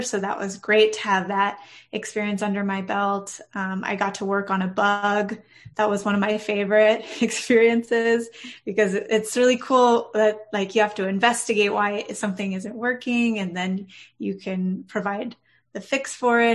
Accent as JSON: {"language": "English", "area": "Orange County", "region": "California", "country": "United States", "moved": "yes", "lives_now": "San Diego, United States", "said": "Not originally, no. I'm from Orange County, so not very far."}